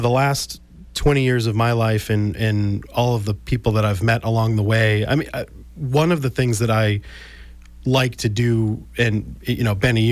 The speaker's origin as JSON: {"language": "English", "area": "South Shore", "region": "Massachusetts", "country": "United States", "tie": "born or raised there", "said": "I grew up on the South Shore and went to South Shore Vocational Technical High School"}